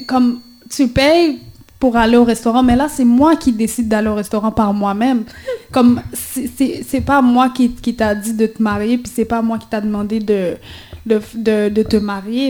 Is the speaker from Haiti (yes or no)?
yes; Haiti; on est haïtien, puis on va rester haïtien pour toujours